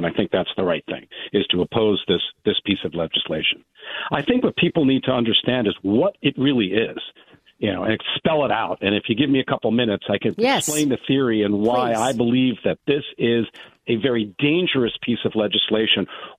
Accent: Westport, Connecticut, United States; So I'm from Westport. Let's talk about Westport specifically.

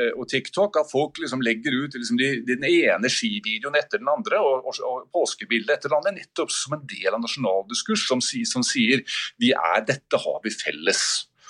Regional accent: Oslo, Norway; jeg er fra Oslo

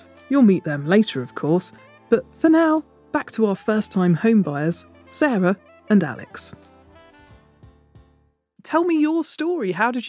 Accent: Hitchin, East of England, United Kingdom; I was born in Hitchin.

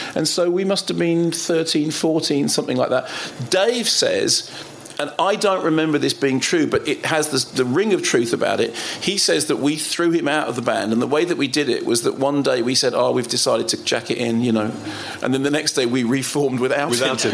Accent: London, United Kingdom; moved away; also born or lived in Finchley; So originally, my train station was Finchley Central, and then we went up towards High Barnet, up Totteridge Way

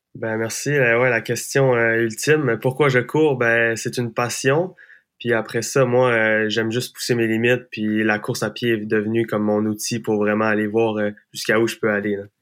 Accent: Gaspésie, Quebec, Canada; je viens de la Gaspésie, on a plein de sentiers pédestres, puis j'ai toujours fait de la trail

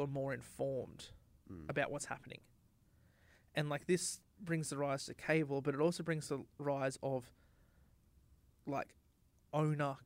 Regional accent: Australia

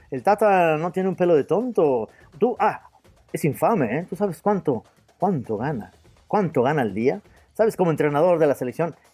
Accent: Puebla, Mexico; Yo soy mexicano, mucho orgullo, soy, poblano, pipope, pues

